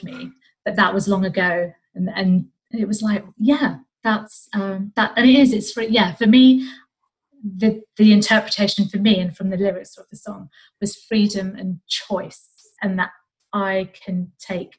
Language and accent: English; United Kingdom; I was born and brought up in Great Britain